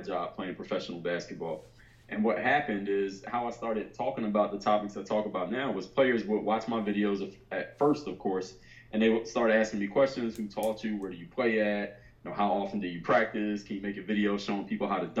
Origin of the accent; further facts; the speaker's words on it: Philadelphia, Pennsylvania, United States; I'm from Philadelphia